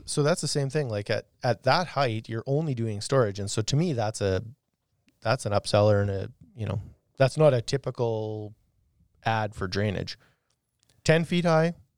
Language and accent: English; Arcola, Saskatchewan, Canada; we grew up in Arcola